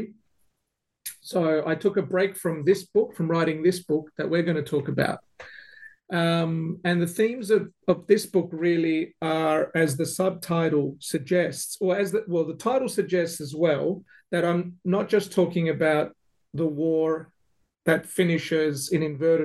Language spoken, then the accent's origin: English; Melbourne, Victoria, Australia; now in Adelaide, Australia; I grew up in Melbourne